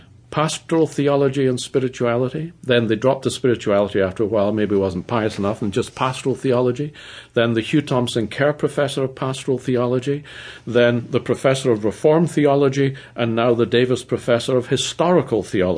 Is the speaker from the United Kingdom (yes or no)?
yes; Edinburgh, Scotland, United Kingdom; moved away as an adult; now in Pittsburgh, United States; From Edinburgh.